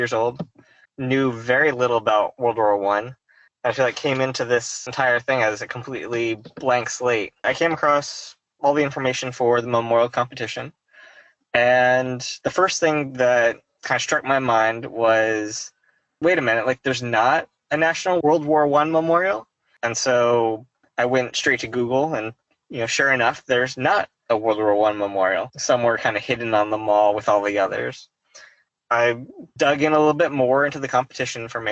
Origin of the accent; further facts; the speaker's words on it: Fayetteville, Arkansas, United States; I grew up in Northwest Arkansas in Fayetteville